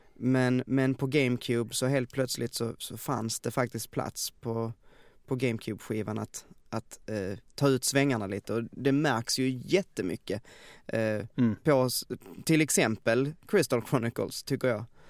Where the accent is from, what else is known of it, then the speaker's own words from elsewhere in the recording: Veberöd, Skåne, Sweden; also born or lived in Stockholm; jag kom hem från Stockholm Eh, hem till Veberöd